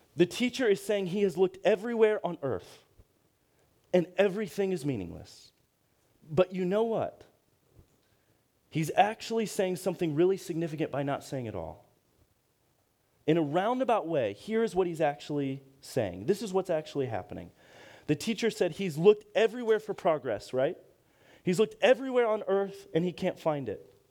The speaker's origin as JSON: {"language": "English", "town": "Akron", "region": "Ohio", "country": "United States", "tie": "born or raised there", "said": "I'm from Akron, Ohio, same hometown as LeBron"}